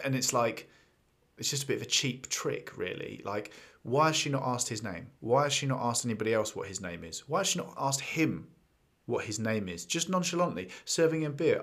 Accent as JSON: {"language": "English", "region": "England", "country": "United Kingdom", "said": "being English and having seen London"}